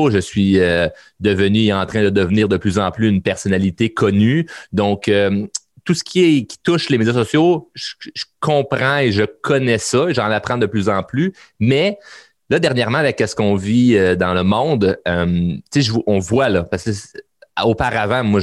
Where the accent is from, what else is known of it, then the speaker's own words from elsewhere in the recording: Quebec, Canada; Ben oui, on est un Québécois, on est des Québécois de tabarnak, puis calice.